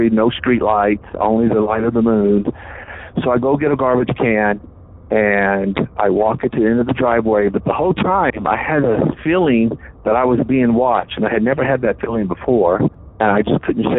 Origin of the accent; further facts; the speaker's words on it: the South, United States; I'm from the South.